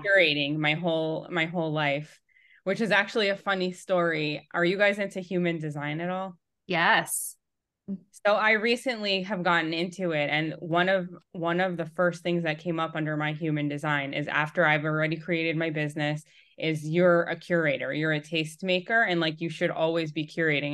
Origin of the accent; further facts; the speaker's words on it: New York, United States; moved away as an adult; now in Atlanta, United States; I was born and raised in New York, and then during COVID, I was pregnant with my third, and we had moved from New York to Atlanta.